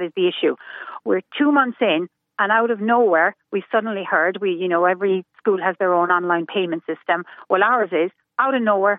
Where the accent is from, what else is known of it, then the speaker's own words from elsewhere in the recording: Cork, Munster, Ireland; moved away; I'm originally from Cork